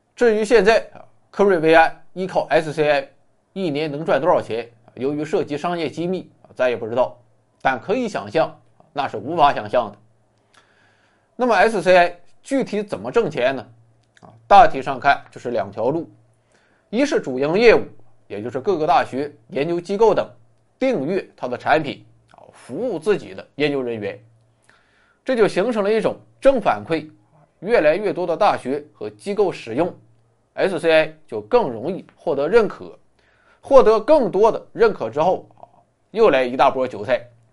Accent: China; 我们中国人很实诚，很老实

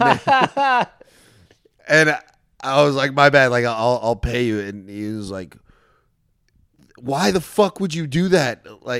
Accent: Orange County, California, United States; I grew up in Orange County too.

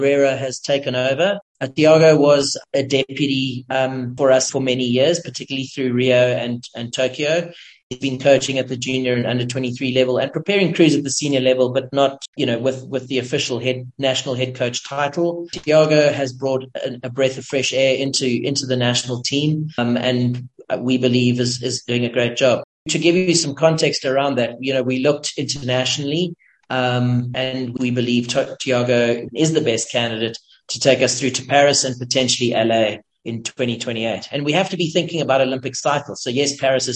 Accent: South Africa; as a South African

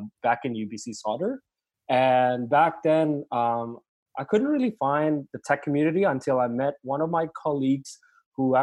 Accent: Indonesia; now in Vancouver, Canada; I'm also from Indonesia

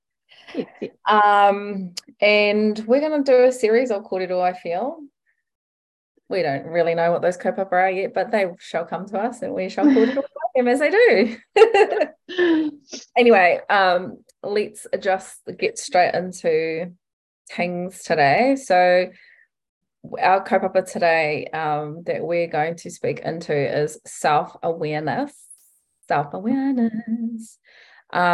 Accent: Rotorua, Bay of Plenty, New Zealand; I was born and raised in Rotorua

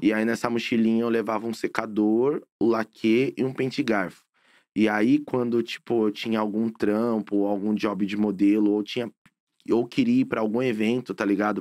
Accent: São Paulo, Brazil; Eu sou nascido e criado na Coab Brasilândia. É Zona Norte de São Paulo. Sou paulista 100%

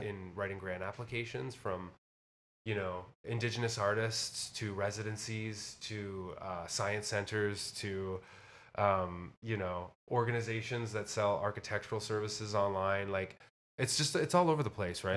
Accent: Windsor, Ontario, Canada; also born or lived in Nashville; now in Toronto, Canada; close to my hometown of Windsor

